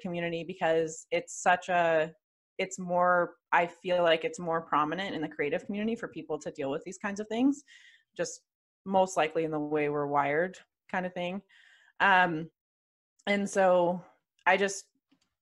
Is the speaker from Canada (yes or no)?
yes; Calgary, Alberta, Canada; born or raised there; also born or lived in Atlanta